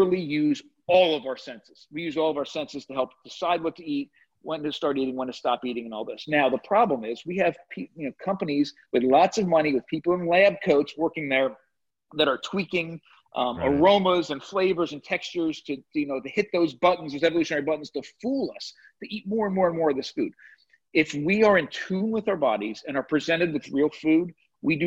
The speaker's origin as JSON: {"language": "English", "region": "New Jersey", "country": "United States", "tie": "born or raised there"}